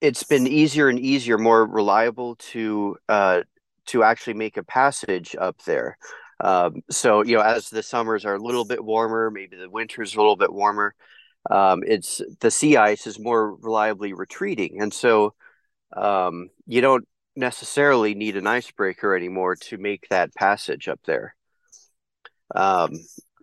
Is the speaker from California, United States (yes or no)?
yes; East Bay, California, United States; also born or lived in United Kingdom / Colorado; I'm British born, but I've lived in the U.S. since I was 2 years old, and I grew up in the East Bay